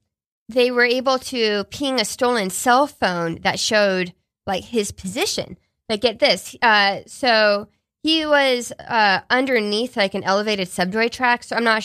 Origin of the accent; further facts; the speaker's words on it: Houston, Texas, United States; my hometown of Houston